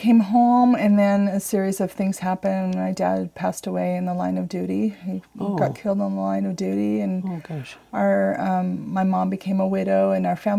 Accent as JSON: {"language": "English", "town": "Brigham City", "region": "Utah", "country": "United States", "tie": "born or raised there", "also_born_or_lived": "Pensacola, Florida"}